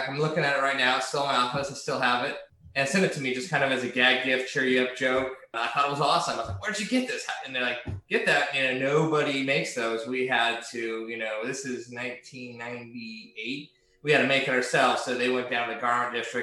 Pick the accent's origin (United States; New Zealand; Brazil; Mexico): United States; Hawaii; moved away; also born or lived in California; I'm a kid from the West Coast, grew up in Hawaii, California